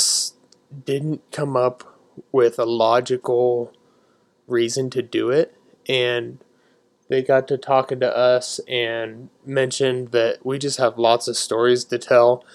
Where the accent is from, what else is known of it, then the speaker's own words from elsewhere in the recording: Nebraska, United States; we're from Nebraska